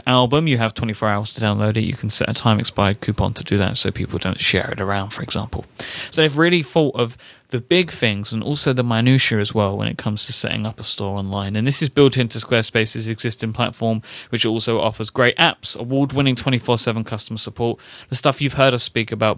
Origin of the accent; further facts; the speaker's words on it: London, United Kingdom; accent: Cockney; I grew up in the East End of London, so I'm considered to be a Cockney.